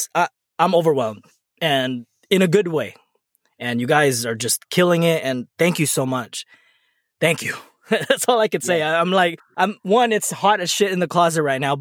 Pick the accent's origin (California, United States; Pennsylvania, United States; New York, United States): California, United States; National City; We grew up together on National City